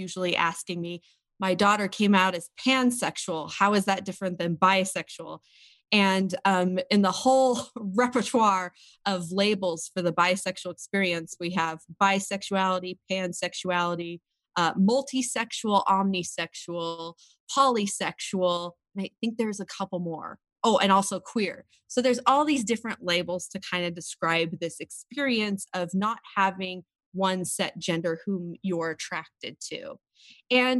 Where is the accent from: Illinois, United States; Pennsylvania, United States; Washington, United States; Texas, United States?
Washington, United States; now in Provo, United States; So I am originally from Washington State, but I live now in Provo, Utah